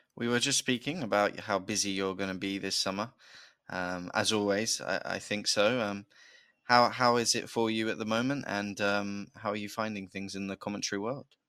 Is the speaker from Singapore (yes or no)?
no; United Kingdom; accent: British; being a Brit